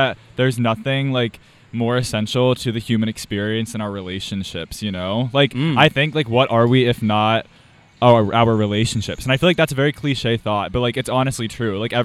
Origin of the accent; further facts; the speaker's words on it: Powell, Ohio, United States; I'm from Powell, Ohio. It's like a suburb 20 minutes north of here